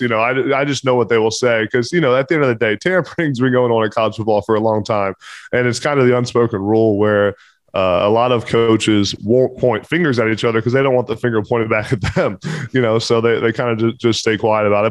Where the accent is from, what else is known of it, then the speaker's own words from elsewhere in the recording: Pennsylvania, United States; I'm from Pennsylvania have a lot of connections at Pitt